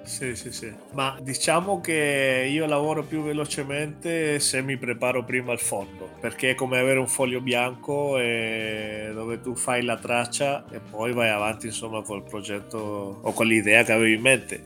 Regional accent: Chile; now in Italy; Vengo dal Cile

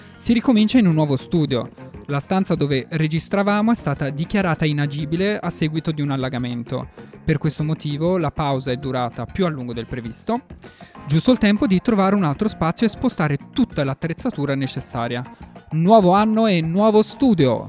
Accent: Florence, Tuscany, Italy; io sono di Firenze

